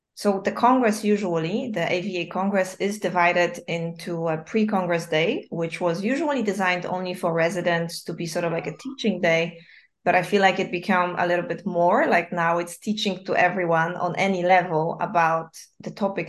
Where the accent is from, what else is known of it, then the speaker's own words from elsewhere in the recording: Wrocław, Lower Silesian Voivodeship, Poland; moved away; I'm from Wrocław, but like coming back every year to visit my family